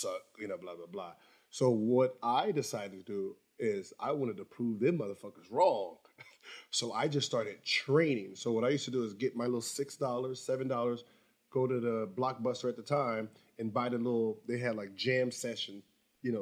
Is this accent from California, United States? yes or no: yes; Los Angeles, California, United States; I'm from Sherman Oaks Valley, Van Nuys.